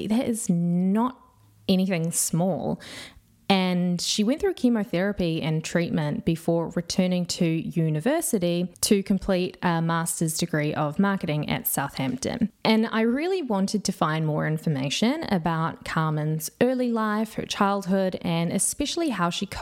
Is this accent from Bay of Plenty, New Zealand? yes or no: yes; Whakatane, Bay of Plenty, New Zealand; I'm from Whakatane. That's where I grew up